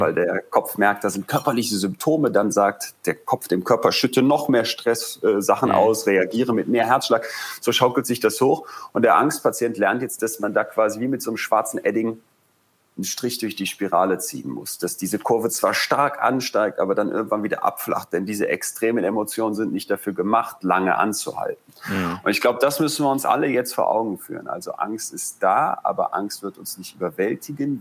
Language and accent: German; Germany; bei uns in Deutschland